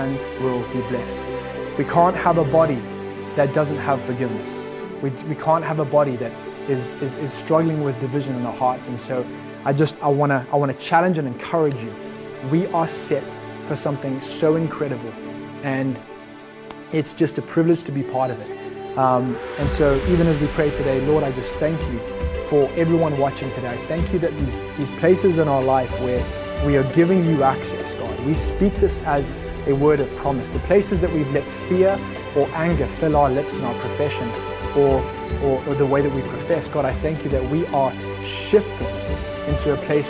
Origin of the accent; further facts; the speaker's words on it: Zimbabwe; I'm from Zim.